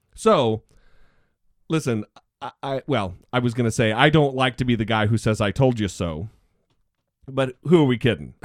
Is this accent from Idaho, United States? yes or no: yes; Orofino, Idaho, United States; moved away; the Idaho State Mental Hospital happens to also be in my hometown